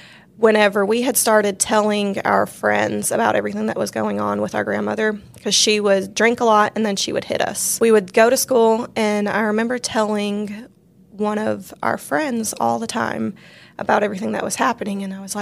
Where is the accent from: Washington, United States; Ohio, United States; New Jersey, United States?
Washington, United States; born there; now in Louisiana, United States; I was born in Washington, close to the Seattle area, and that's where my mom is from.